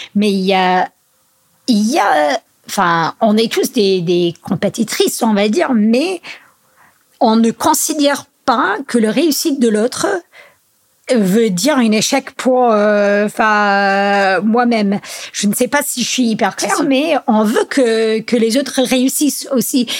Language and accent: French; United States; also born or lived in Grenoble / Chamonix; now in France; chez nous aux US